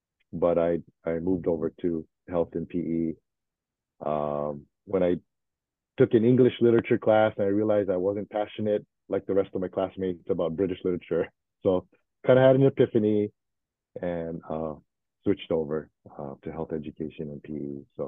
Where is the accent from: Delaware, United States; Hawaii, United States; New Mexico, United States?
Hawaii, United States; also born or lived in Fort Worth, Texas / Florida; my family lived for a little while in Florida before we moved back home to Hawaii. But pretty much raised in Hawaii the past 53, 54 years, whatever. But yeah, originally born in Texas.